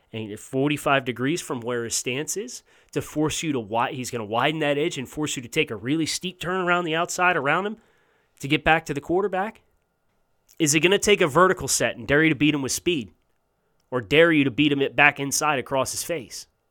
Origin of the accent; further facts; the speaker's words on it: Big Ten country, United States; I'm from Big Ten country